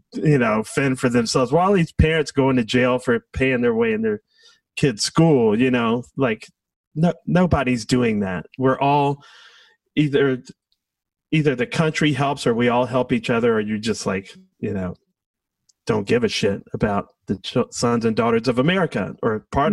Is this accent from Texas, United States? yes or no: no; Washington, District of Columbia, United States; I grew up in Southeast Washington